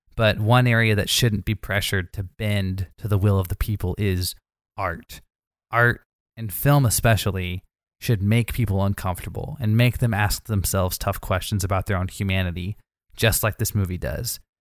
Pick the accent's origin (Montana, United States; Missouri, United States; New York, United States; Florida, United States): Missouri, United States; I'm from Missouri